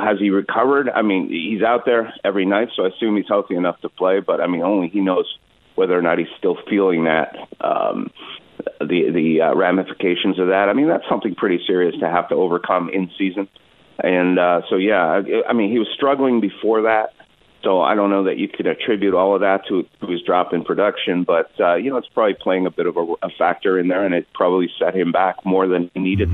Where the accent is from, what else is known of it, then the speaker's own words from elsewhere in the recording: Canada; now in Seattle, United States; growing up in Canada